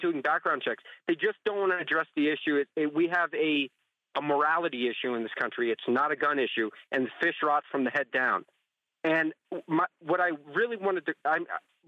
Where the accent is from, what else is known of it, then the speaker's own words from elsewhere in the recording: New Jersey, United States; who I grew up with in New Jersey